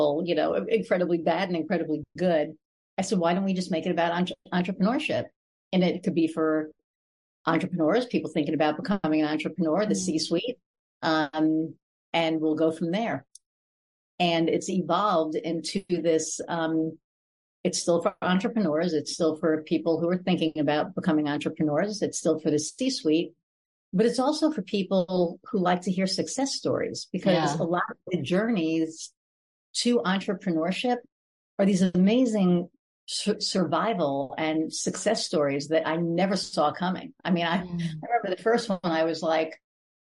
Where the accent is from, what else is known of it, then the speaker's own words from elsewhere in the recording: New York, United States; now in Indiana, United States; I call New York home, but I live in Indiana